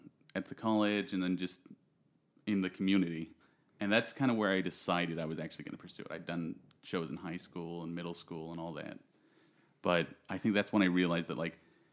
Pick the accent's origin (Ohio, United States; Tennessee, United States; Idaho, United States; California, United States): California, United States; Visalia; I'm from Central Valley. Visalia